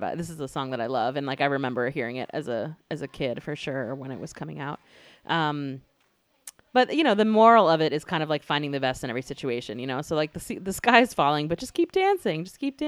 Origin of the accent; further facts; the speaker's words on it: North Carolina, United States; I grew up in North Carolina